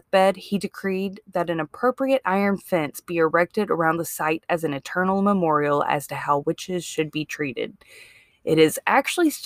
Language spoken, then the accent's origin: English; Mississippi, United States; now in Alabama, United States; Like I didn't grow up in Alabama. I grew up in Mississippi.